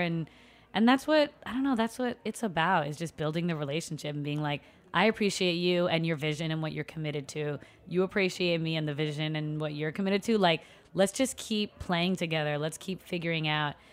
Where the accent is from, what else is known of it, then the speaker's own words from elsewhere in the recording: New York City, New York, United States; also born or lived in Puerto Rico; I was born in Brooklyn and, um, grew up predominantly, well, living in Long Island by, out by J F K Airport and then going to school in Brooklyn